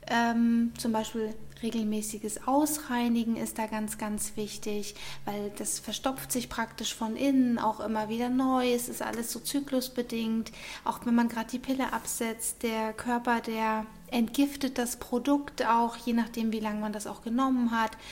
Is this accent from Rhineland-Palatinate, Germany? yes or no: no; Munich, Bavaria, Germany; ähm, bin aus München, bin 40 Jahre alt